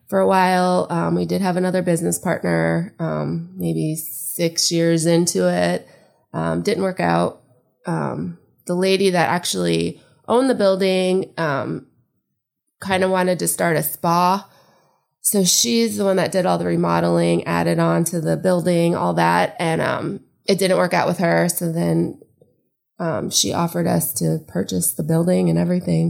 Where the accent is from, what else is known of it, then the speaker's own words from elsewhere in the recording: Tarpon Springs, Florida, United States; also born or lived in Palm Harbor, Florida; I grew up in Tarpon. So, like, I went to, um, elementary and middle school there